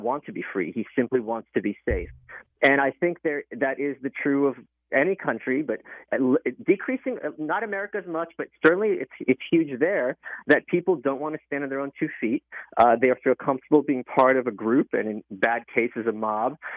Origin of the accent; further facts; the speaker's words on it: New York City, New York, United States; also born or lived in Soviet Union; I was born in the Soviet Union, grew up in Brooklyn